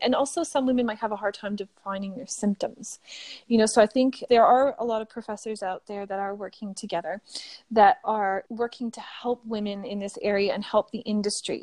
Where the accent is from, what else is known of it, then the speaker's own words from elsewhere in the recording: Sudbury, Ontario, Canada; accent: Canadian; moved away as an adult; now in Australia; my hometown in Sudbury at Laurentian University